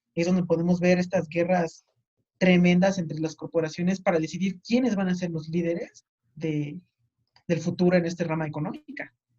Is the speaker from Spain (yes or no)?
no; Mexico; nosotros como mexicanos